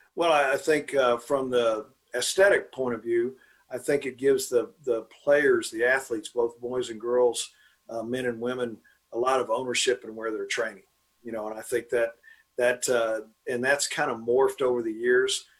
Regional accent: Dallas, Texas, United States; I was born and raised here. I'm from Dallas, went to Bishop Lynch High School.

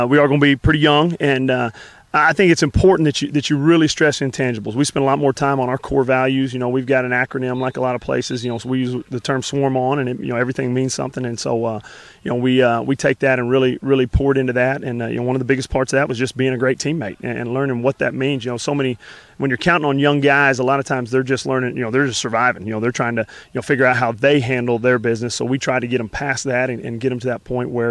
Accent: Wimberley, Texas, United States; now in Gatesville, United States; growing up in Wimberley, right next to Driftwood

